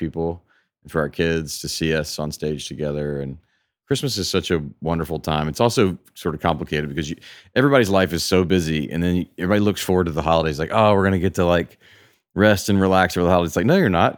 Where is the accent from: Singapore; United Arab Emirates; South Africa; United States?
United States; Memphis, Tennessee; now in Nashville, United States; my hometown of Memphis